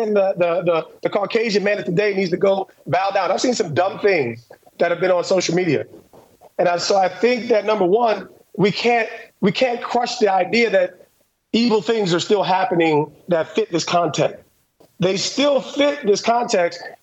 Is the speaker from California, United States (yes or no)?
no; New Jersey, United States; I'm from New Jersey, divorced home.